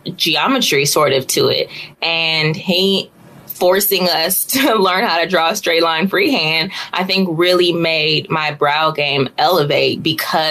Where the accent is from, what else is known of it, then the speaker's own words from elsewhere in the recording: Los Angeles, California, United States; born and raised in Los Angeles